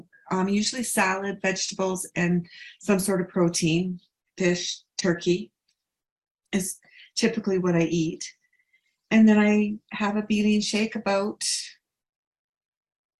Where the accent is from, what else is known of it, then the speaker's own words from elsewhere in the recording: Calgary, Alberta, Canada; I am from Calgary, Alberta, Canada